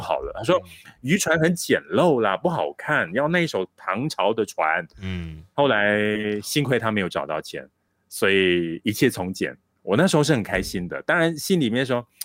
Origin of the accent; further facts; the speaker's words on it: Malaysia; 这个项羽山，呃，虽然它是我成长的地方，我家乡的这个非常重要的一座地标